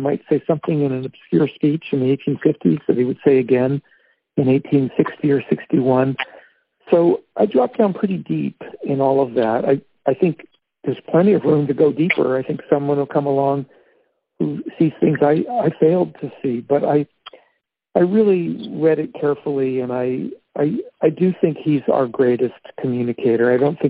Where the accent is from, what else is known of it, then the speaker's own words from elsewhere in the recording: Indiana, United States; I grew up more in Indiana on the northern side.